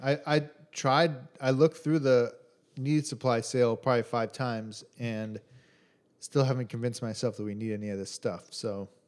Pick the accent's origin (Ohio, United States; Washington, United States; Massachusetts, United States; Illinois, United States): Illinois, United States; Chicago; from Chicago, from the Midwest